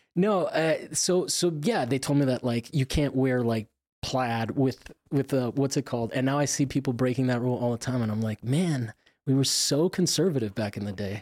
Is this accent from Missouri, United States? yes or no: no; Florida, United States; I'm from Florida